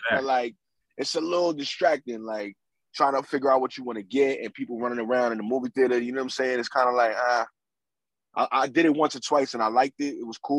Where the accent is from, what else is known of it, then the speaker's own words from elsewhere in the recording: New York City, New York, United States; I'm from New York City, so it's a little bit different here.